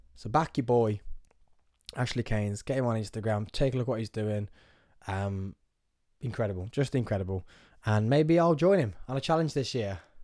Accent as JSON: {"language": "English", "town": "Nuneaton", "region": "West Midlands", "country": "United Kingdom", "said": "I'm from Nuneaton. You know what? I'm gonna let everyone know I'm from Nuneaton."}